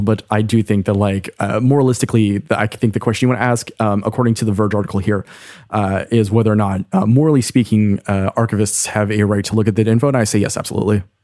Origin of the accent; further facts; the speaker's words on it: Canada; as a Canadian